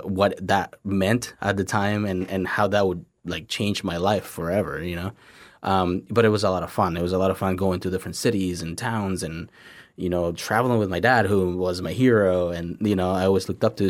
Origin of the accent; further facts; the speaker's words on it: Tampico, Tamaulipas, Mexico; English is a second language; now in United States; born and raised in Mexico